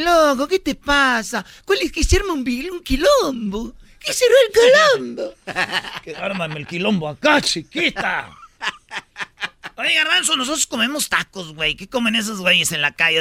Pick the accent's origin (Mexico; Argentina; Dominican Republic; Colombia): Argentina; argentino, igual que yo